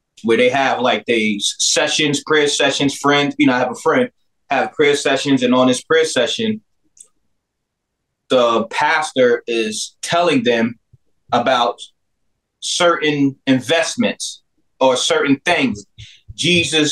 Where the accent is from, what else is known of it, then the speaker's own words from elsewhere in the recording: Peekskill, New York, United States; I'm from Peekskill, New York